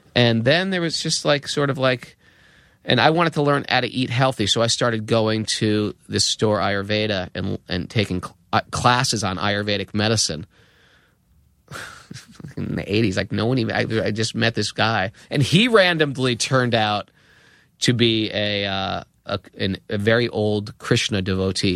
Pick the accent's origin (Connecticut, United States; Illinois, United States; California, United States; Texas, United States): Connecticut, United States; Danbury; also born or lived in New York; I was from Connecticut